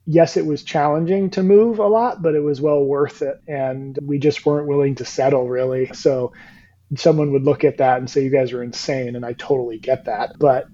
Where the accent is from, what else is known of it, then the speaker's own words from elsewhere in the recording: New Jersey / New York tri-state area, Northeast, United States; moved away as an adult; now in Florida, United States; I am from the Northeast, Jersey, New York, tri-state area